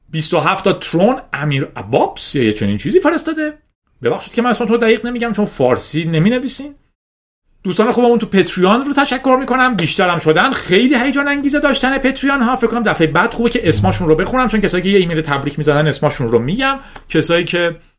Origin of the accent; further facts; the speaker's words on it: Iran; به عنوان یک ایرانی